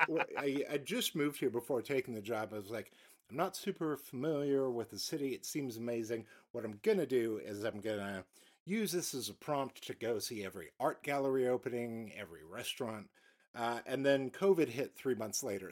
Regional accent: United States; as an American

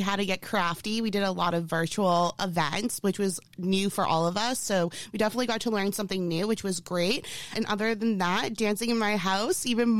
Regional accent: Stoughton, Massachusetts, United States; born or raised there

